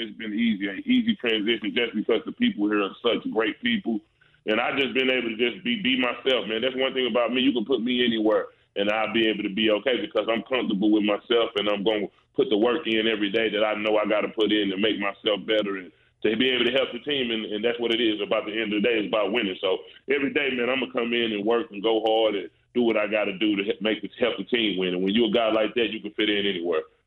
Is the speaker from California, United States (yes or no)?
no; St. Louis, Missouri, United States; me being from St. Louis uh, and growing up in St. Louis, Missouri, man, and really being from the city